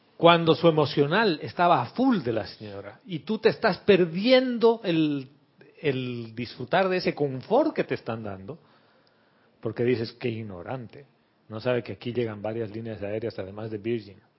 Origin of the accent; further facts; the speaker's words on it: Bolivia; yo soy de Bolivia